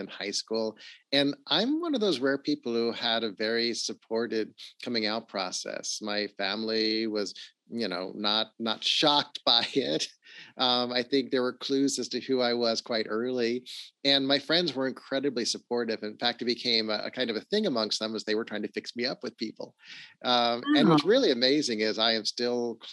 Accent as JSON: {"language": "English", "town": "Los Angeles", "region": "California", "country": "United States", "tie": "born or raised there", "said": "I grew up in Los Angeles. I actually grew up in the Hollywood Hills, went to Hollywood High School."}